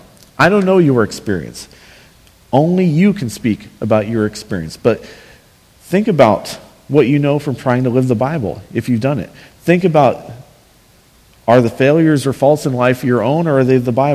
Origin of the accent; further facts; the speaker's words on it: Northwest Kansas, United States; where I grew up in Northwest Kansas, small towns that had football teams